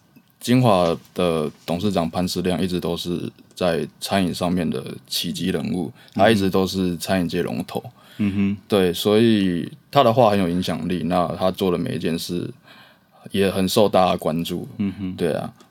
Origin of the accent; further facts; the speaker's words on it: Taipei, Taiwan; moved away as an adult; now in Changhua, Taiwan; 我不是，我是台北人。